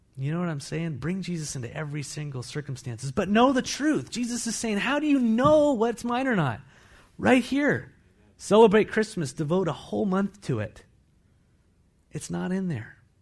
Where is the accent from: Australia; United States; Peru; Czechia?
United States; I'm an American